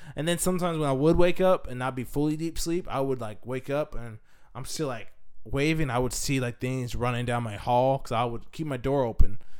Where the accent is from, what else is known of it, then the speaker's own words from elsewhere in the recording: Washington, United States; I'm from Washington State